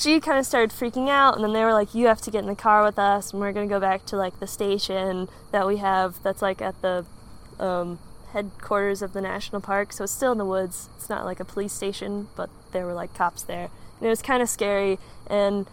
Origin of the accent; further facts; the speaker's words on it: Michigan, United States; I'm from Michigan